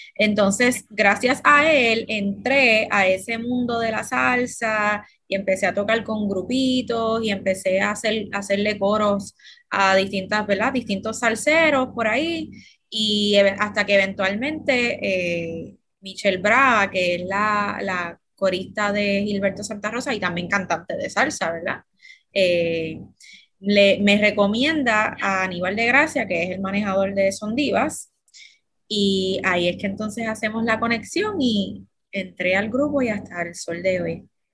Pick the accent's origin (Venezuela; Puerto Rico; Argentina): Puerto Rico; Gurabo; soy del pueblo de Gurabo, Puerto Rico